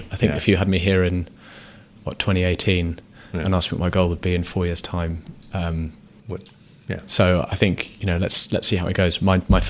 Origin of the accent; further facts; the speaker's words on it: Ottawa, Ontario, Canada; now in Vancouver, Canada; I grew up in Ottawa